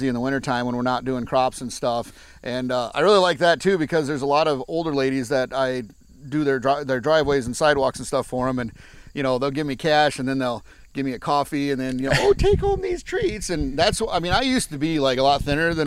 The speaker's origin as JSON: {"language": "English", "town": "South Wayne", "region": "Wisconsin", "country": "United States", "tie": "born or raised there", "also_born_or_lived": "Long Beach, California", "said": "I grew up in South Wayne, Wisconsin, which is a town of about 400 people"}